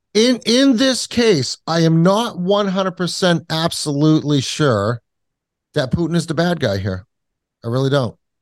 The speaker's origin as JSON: {"language": "English", "region": "Kentucky", "country": "United States", "tie": "born or raised there", "accent": "hick", "moved": "yes", "lives_now": "New Hampshire, United States", "said": "I was born in Kentucky"}